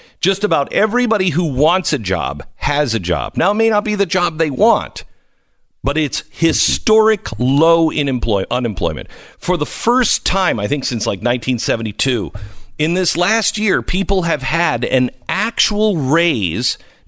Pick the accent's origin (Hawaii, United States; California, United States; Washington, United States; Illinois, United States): Washington, United States; Seattle; I was talking about their 6 inches of snow, boo-hoo, and how, you know, I'm from Seattle, so back off.